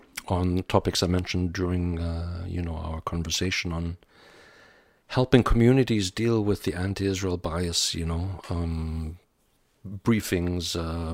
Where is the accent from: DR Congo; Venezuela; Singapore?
DR Congo; born there; also born or lived in Pakistan / Vienna, Austria; I was born in the Belgian Congo. I lived in Pakistan for a couple of years. We went to Vienna.